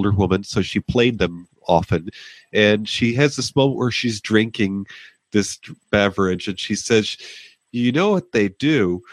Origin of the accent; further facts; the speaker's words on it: Western New York State, United States; also born or lived in Texas / Southern California; I'm currently a resident of Western New York State, where I grew up